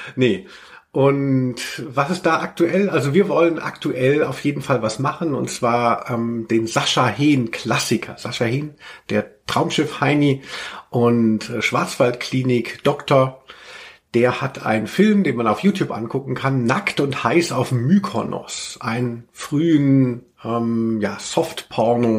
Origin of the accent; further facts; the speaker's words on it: a village near Hanau, Hesse, Germany; auf dem Dorf, wo ich herkomme, also in, die Schule war in Hanau